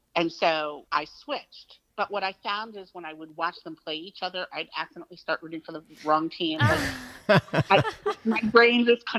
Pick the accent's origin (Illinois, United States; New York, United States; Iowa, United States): New York, United States; Hicksville; And they used to practice right outside of my hometown in Hicksville at a place called Cantillon Park.